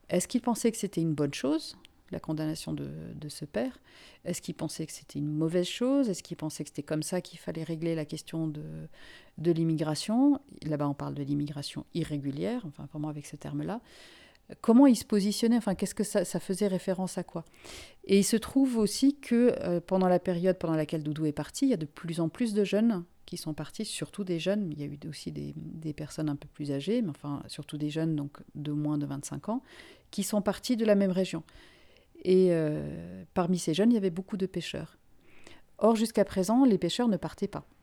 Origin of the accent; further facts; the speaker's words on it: Finland; also born or lived in Africa; now in France; moi, je suis une migrante moi-même. Euh, je ne suis pas française euh, d'origine. Je suis finlandaise. J'ai grandi en Afrique. Enfin, tout, tout, mon parcours personnel est fait de migration.